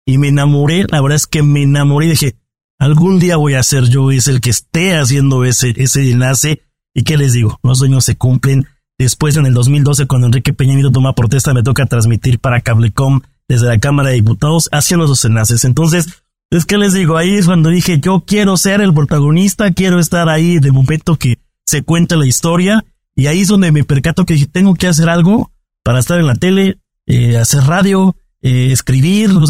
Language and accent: Spanish; Mexico; yo soy periodista, vengo de México, pero no te puedo llevar conmigo.